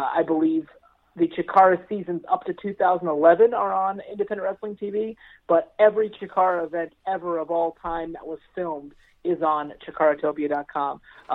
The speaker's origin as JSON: {"language": "English", "town": "Palmyra", "region": "Pennsylvania", "country": "United States", "tie": "born or raised there", "lives_now": "Lancaster, United States", "said": "I grew up in Palmyra. I live in Lancaster."}